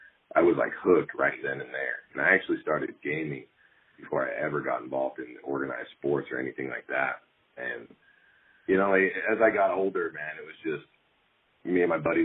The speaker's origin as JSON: {"language": "English", "town": "West Jordan", "region": "Utah", "country": "United States", "tie": "born or raised there", "also_born_or_lived": "Salt Lake City, Utah / Mountain Home, Idaho", "moved": "as an adult", "lives_now": "Idaho, United States", "said": "I grew up in Utah, down there in West Jordan, Utah."}